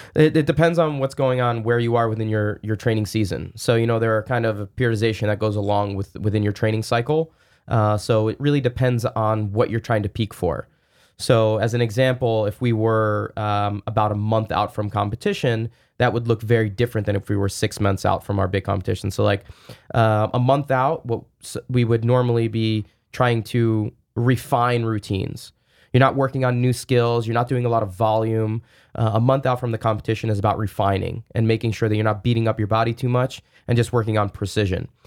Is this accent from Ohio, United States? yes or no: no; New Jersey, United States; I grew up in New Jersey, uh, not that far away from the city